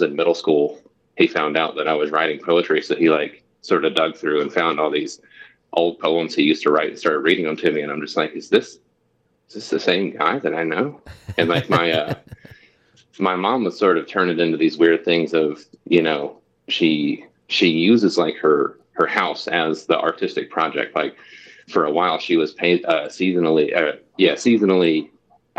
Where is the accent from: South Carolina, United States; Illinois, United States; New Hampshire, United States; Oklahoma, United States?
South Carolina, United States; Anderson County; also born or lived in Charleston, South Carolina; I grew up in like rural Anderson County